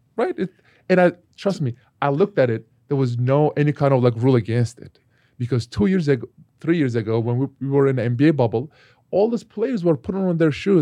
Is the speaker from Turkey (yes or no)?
yes; Turkey; moved away; my home country, Turkey